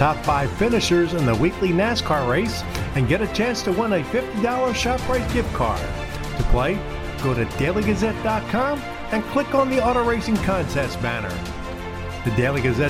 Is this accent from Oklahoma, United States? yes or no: no; Philadelphia, Pennsylvania, United States; born and raised in Philadelphia.